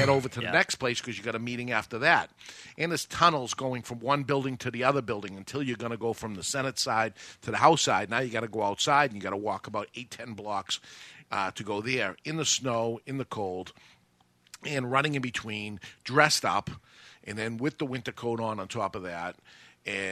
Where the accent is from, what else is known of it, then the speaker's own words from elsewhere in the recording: New Hampshire, United States; I'm from New Hampshire